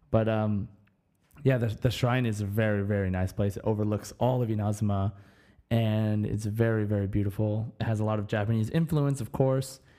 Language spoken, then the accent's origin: English; Germany; born there; I want to go to Mondstadt because I was born in Germany.